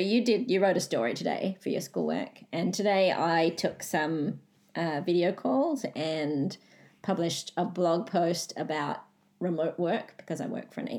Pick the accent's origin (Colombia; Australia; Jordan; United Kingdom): Australia; now in Oslo, Norway; I'm Australian.